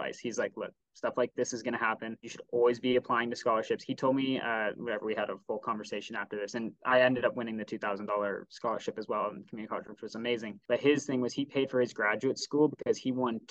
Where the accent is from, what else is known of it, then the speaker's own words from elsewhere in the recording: Bay Area, California, United States; I grew up in the Bay Area